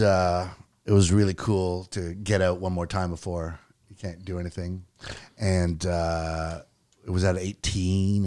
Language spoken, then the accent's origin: English; Clinton Creek, Yukon, Canada; I was born in Clinton Creek, Yukon, which is a mining town